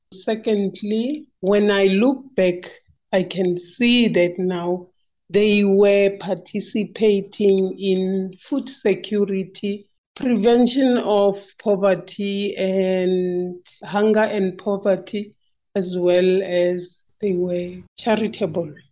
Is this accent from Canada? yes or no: no; Limpopo, South Africa; also born or lived in Republic of Ireland; now in Pretoria, South Africa; I'm originally from Limpopo, little village called Jane Fes